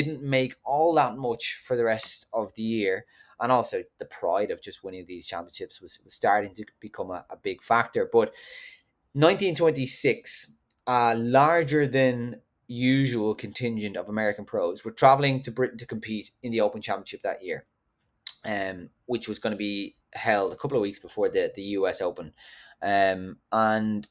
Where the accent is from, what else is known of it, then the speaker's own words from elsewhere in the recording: County Wicklow, Ireland; I'm from Wicklow